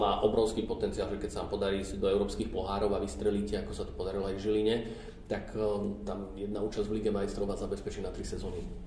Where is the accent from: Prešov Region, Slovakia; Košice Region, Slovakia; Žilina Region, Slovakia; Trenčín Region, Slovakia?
Trenčín Region, Slovakia; Trenčín; now in Bratislava, Slovakia; tým, že som teraz Trenčina, tak som vyrastal na Dukle a na štadióne